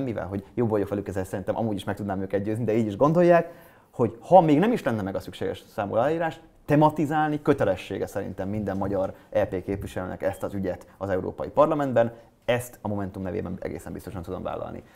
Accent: Hungary; Én európai vagyok, én magyar vagyok, én fradista vagyok, én sváb vagyok

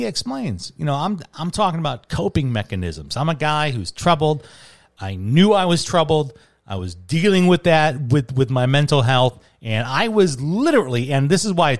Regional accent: Chicago, Illinois, United States; now in Arizona, United States; as a Chicagoan

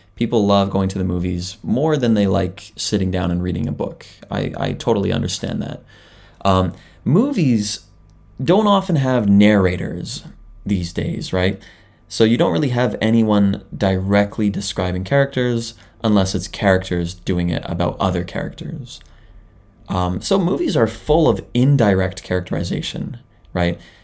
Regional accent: Canada; now in Japan; I am a Canadian living in Japan

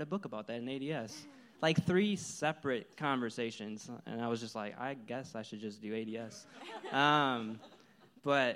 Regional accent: Illinois, United States; moved away as an adult; I'm from Illinois

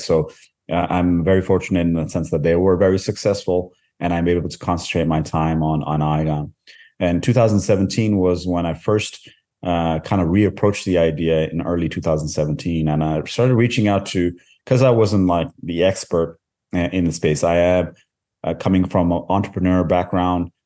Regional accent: Canada; moved away as an adult; also born or lived in India; now in Norway; I was born in India. Uh, I grew up most of my life in Canada. Uh, I, uh, currently reside in, in Norway

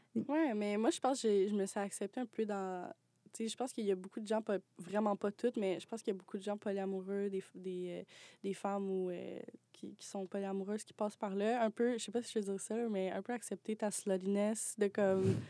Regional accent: Mont-Laurier, Quebec, Canada; moved away as an adult; now in Montreal, Canada; je viens pas de, Montréal. Je viens de, de Mont, laurier

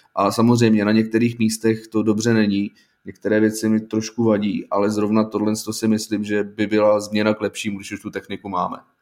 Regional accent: Plzeň, Plzeň Region, Czechia; já jsem chodil eh, v Plzni na základní školu, tak já jsem z Plzně

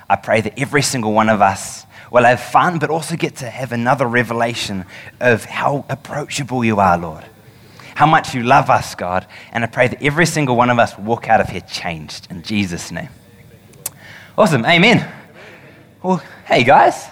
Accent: New Zealand; as any Kiwi would

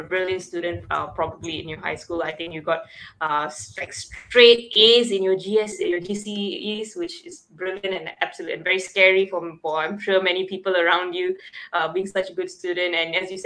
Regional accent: Malaysia; I'm from Malaysia.

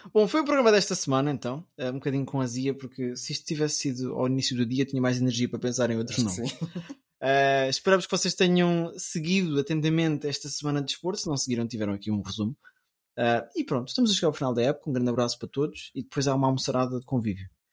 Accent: Portugal; eu sou português

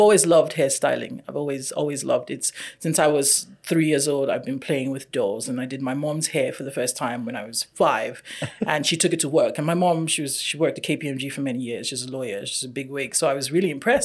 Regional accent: Nigeria; also born or lived in Canada; now in Hamilton, Canada; I am Nigerian by birth and by origin and by nature. I'm also Canadian by immigration.

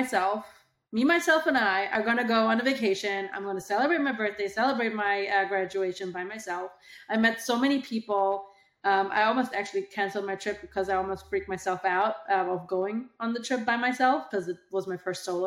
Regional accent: Germany; moved away as an adult; now in United States; I moved to the US from Germany

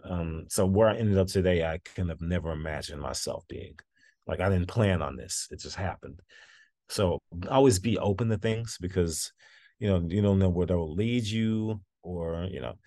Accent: Dallas, Texas, United States; i worked with the dallas symphony um my what's my hometown orchestra

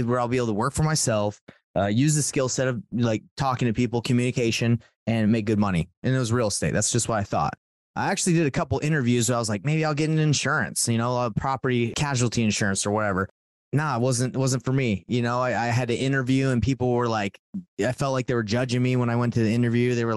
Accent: Atlanta, Georgia, United States; moved away as an adult; also born or lived in Rexburg, Idaho; now in Salt Lake City, United States; I'm from Salt Lake City, Utah, grew up in Atlanta and moved out here

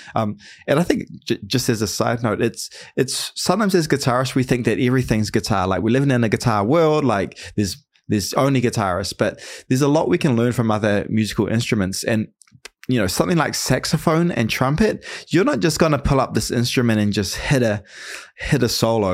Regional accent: New Zealand; now in United States; I'm from New Zealand

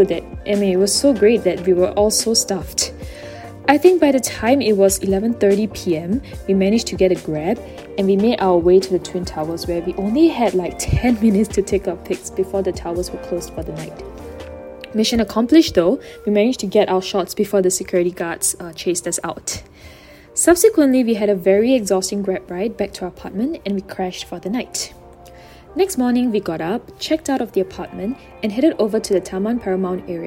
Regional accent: Singapore; I have to rediscover my hometown

